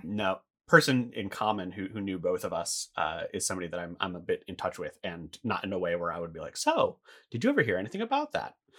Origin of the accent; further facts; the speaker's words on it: United States; moved away as an adult; I was maybe six weeks away from moving back to the States